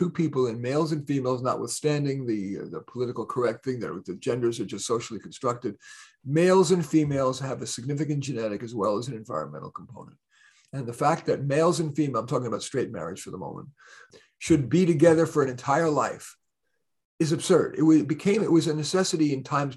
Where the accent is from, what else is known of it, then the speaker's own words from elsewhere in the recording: New York City, New York, United States; also born or lived in Bronx, New York / Berkeley, California; I went to a school in Flushing, Queens, once we moved from the Bronx